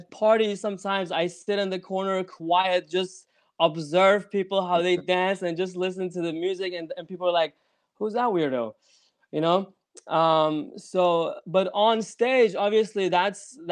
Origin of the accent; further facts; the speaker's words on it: Denmark; also born or lived in Copenhagen, Denmark / Iran; I was born in Denmark, Copenhagen